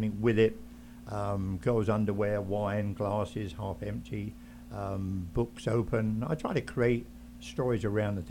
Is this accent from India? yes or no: no; England, United Kingdom; moved away; I came from England originally